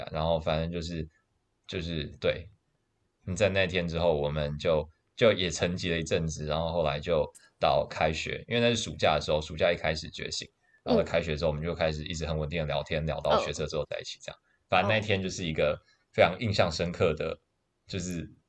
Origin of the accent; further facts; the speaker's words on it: China; 然后，但我也没办法，就是我让那个朋友在那边，我也我也我也怪尴尬的，然后怪尴尬，我是中国人嘛